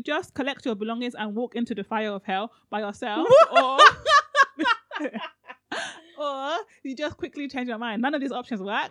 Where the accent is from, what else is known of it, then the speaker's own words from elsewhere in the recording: Nigeria; I'm so Nigerian